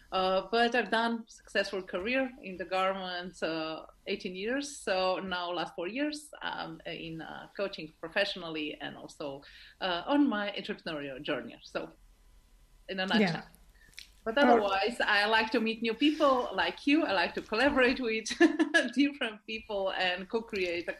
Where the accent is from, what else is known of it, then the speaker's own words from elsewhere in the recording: Slovenia; I'm from Slovenia, but I like to call myself that I'm worldwide.